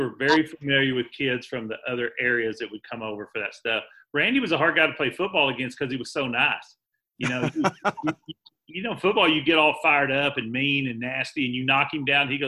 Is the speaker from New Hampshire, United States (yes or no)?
no; Iraan, Texas, United States; I am familiar with the real West Texas. I grew up in Ira Ann